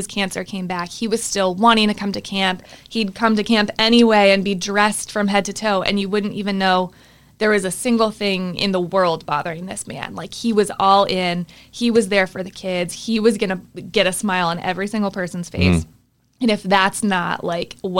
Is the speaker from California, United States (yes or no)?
yes; California, United States; now in Sudbury, United States; I'm from California originally, and I actually grew up kind of helping, volunteering at a summer camp out in San Diego